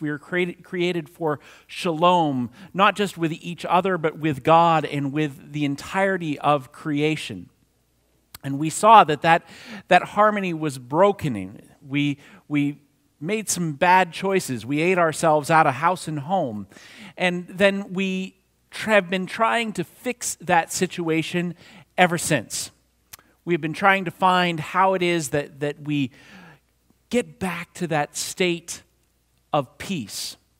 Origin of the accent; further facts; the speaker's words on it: New Castle, Pennsylvania, United States; moved away; No matter how far I roam, I am always from Lawrence County, Newcastle, Pennsylvania.